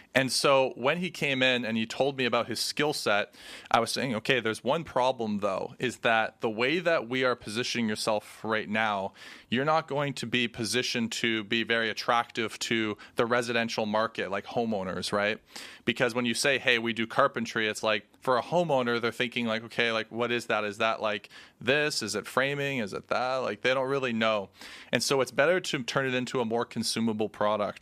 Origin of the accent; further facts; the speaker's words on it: Canada; we're Canadian